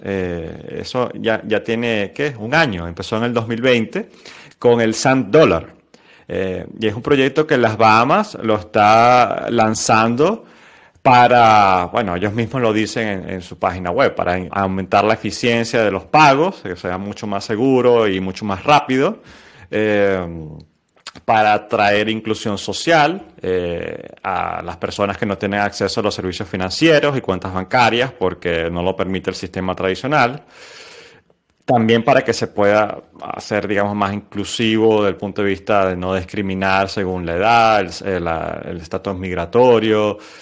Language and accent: Spanish; Venezuela; nosotros como venezolanos